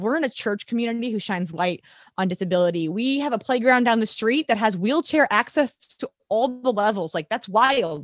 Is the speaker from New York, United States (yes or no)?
no; St. Louis, Missouri, United States; moved away as an adult; also born or lived in Texas / Nashville / Atlanta; I'm a St. Louis girl, born and raised